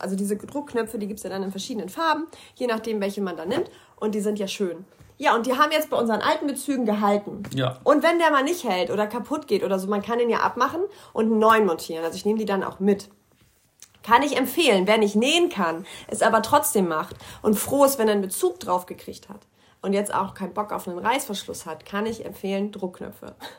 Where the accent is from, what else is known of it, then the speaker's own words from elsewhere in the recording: Germany; hier bei uns in Deutschland